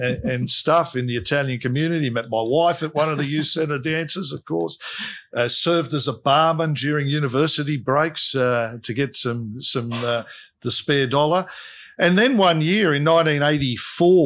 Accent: Sydney, New South Wales, Australia; I grew up in Fairfield

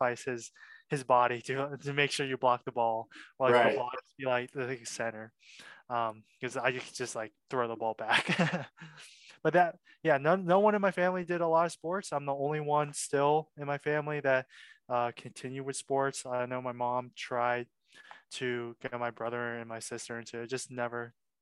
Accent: Wexford, Pennsylvania, United States; also born or lived in Milwaukee, Wisconsin; my family moved to Wexford, which is a suburb just north of Pittsburgh. That's where I consider where I grew up

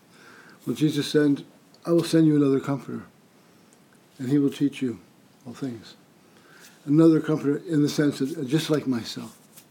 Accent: Absecon, New Jersey, United States; I grew up in Absecon here. I live one block from my mother in my original home where I grew up.

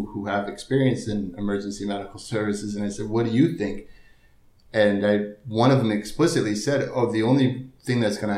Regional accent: Connecticut, United States; moved away; also born or lived in San Diego; I'm from Connecticut

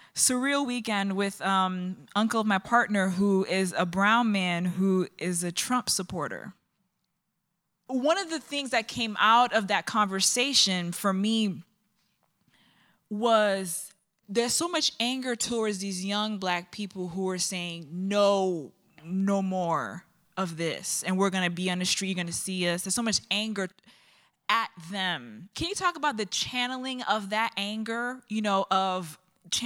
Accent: New York, United States; now in Chicago, United States; I live in Chicago, even though I'm from New York, from Brooklyn, Republic of Brooklyn

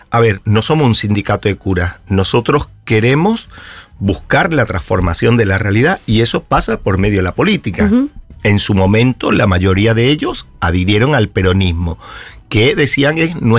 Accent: Spain; now in Argentina; nací en España. Y soy argentino porque me nacionalicé y, y, amo esta tierra.

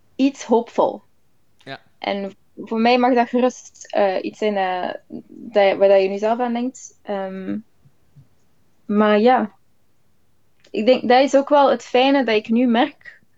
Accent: Flanders, Belgium; moved away; als Vlaming hebben we wel het ongelooflijke voordeel dat we heel veel Engels horen, al van jongs af

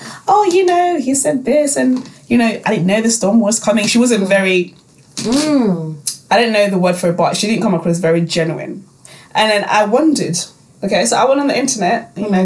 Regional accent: Zimbabwe; I grew up in Zim and I went to boarding school

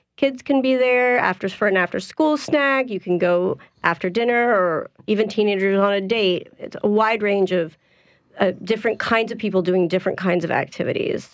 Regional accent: Columbus, Ohio, United States; now in New Orleans, United States; Originally from Columbus, Ohio, and I moved here in 99.

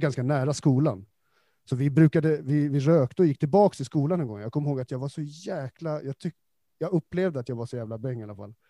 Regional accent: Stockholm, Stockholm County, Sweden; som stockholmare

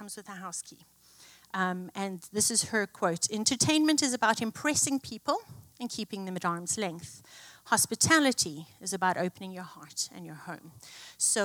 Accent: South Africa; moved away; I grew up in South Africa

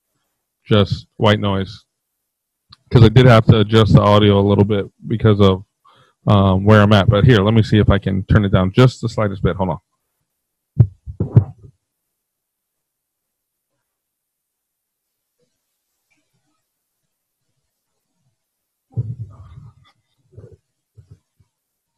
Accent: Dallas, Texas, United States; now in Midwest, United States; I used to live in Dallas, or I grew up in Dallas

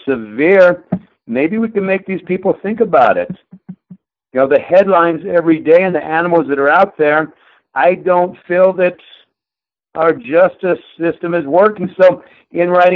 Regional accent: southeast New Mexico, United States; also born or lived in Durango, Colorado; now in Billings, United States; I was born in Durango, Colorado. I grew up on the plains of southeast New Mexico, about walking distance from the border of Texas

